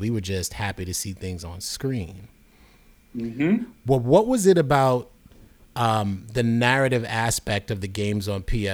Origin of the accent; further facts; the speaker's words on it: New York City, New York, United States; I grew up in New York City